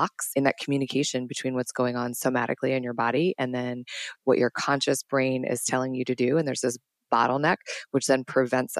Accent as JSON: {"language": "English", "town": "Washington", "region": "District of Columbia", "country": "United States", "tie": "born or raised there", "also_born_or_lived": "New York City", "said": "I am from Washington, D.C., born and raised"}